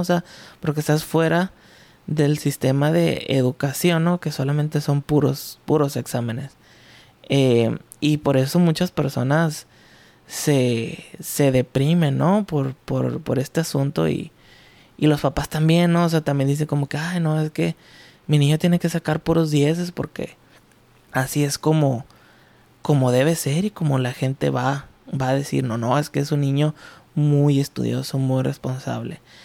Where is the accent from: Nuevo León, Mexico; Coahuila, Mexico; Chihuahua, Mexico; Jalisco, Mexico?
Chihuahua, Mexico; Ciudad Juárez; Soy de Ciudad Juárez, Chihuahua